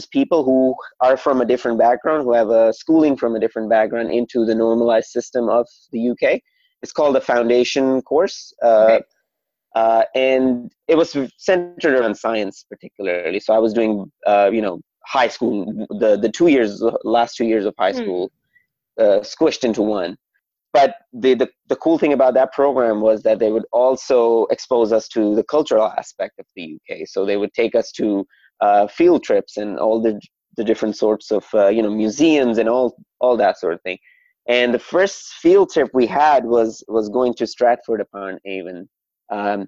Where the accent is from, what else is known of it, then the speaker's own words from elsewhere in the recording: Saudi Arabia; moved away; I am a first generation Pakistani that was born in Saudi Arabia.